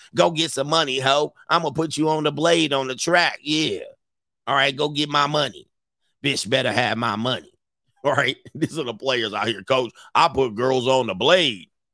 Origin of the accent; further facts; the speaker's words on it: Los Angeles, California, United States; also born or lived in Hawthorne, California / Orange County, California; I grew up in Southern California, in the San Fernando Valley, and my early, early years was in the South Bay, Los Angeles County.